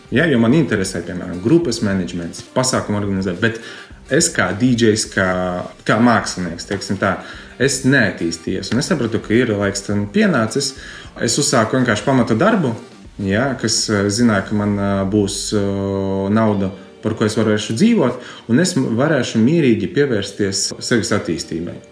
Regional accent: Preiļi, Latgale, Latvia; Esmu no Preļiem, no supermazas eh, foršas pilsētiņas, kuras ļoti mīlu.

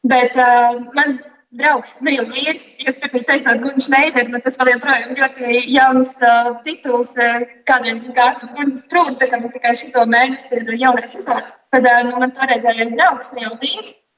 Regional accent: Latvia; moved away; also born or lived in Denmark; es esmu no Latvijas, bet es ļoti ilgu laiku nu, bijis kur citur

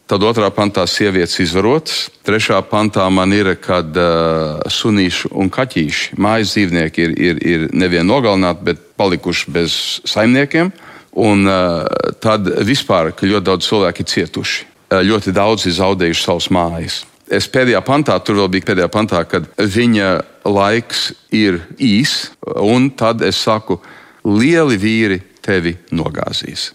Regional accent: United States; Es arī uzaugu Amerikā, teiksim, 60. gados

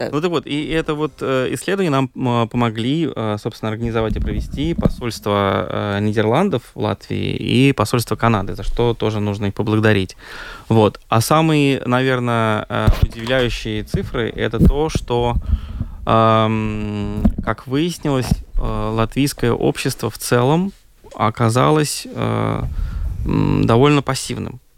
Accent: Moscow, Russia; now in Latvia; я сам же россиянин, mm-hmm. да, я из России, я из Москвы, как бы приехал ну, много лет назад здесь

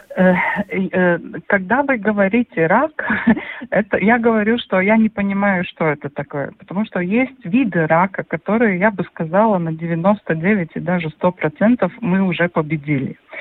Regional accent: Gulbene, Latvia; я родилась в Губине, у нас была корова

